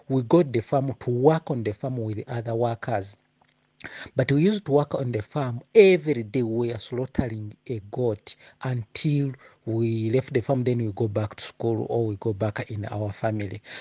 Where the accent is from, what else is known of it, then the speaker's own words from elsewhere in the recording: Uganda; now in Mbombela, South Africa; i'm a ugandan by nationality